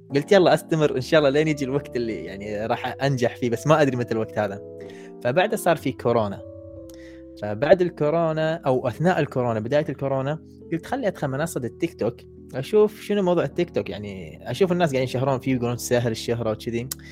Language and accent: Arabic; Kuwait; عندنا بالكويت